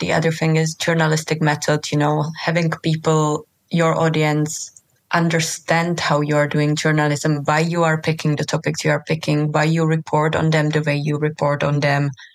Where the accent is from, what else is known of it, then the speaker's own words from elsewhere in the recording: Czechia; moved away; also born or lived in Bosnia and Herzegovina / Lebanon; I come from Czech Republic